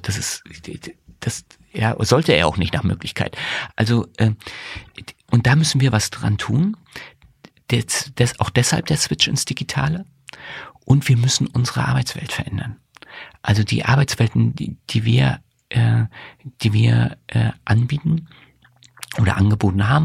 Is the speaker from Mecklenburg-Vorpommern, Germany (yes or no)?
yes; Greifswald, Mecklenburg-Vorpommern, Germany; moved away as an adult; also born or lived in Rostock / Berlin; now in Dresden, Germany; Ich bin in Greifswald aufgewachsen